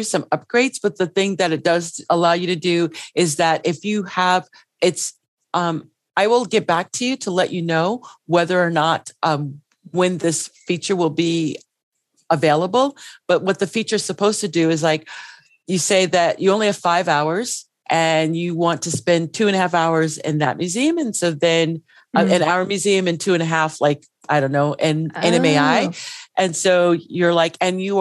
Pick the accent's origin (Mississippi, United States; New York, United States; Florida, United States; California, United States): New York, United States; New York City; I grew up in the Bronx